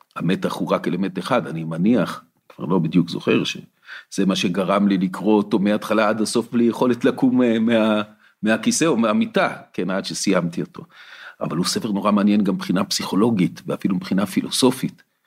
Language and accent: Hebrew; Ramot HaShavim, Central District, Israel; also born or lived in Kfar Saba; גדלתי ברמות השבים